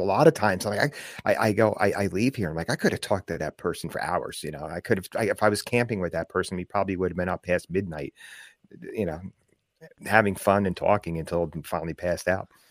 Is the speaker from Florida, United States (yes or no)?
no; New Jersey, United States; I grew up in New Jersey, just outside of New York City